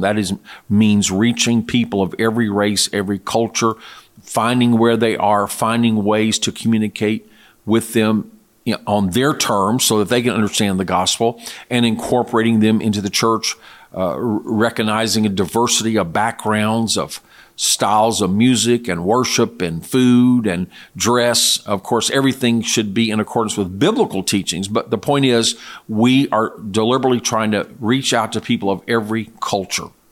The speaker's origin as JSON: {"language": "English", "country": "United States", "said": "as an American citizen"}